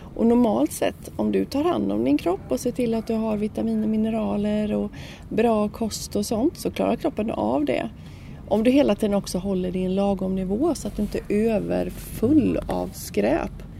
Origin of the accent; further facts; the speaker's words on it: Sweden; vi kommer ju från Sverige